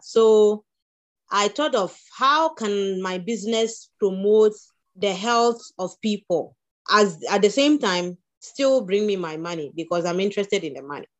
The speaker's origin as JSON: {"language": "English", "region": "Upper West", "country": "Ghana", "tie": "born or raised there", "said": "growing up in Upper West"}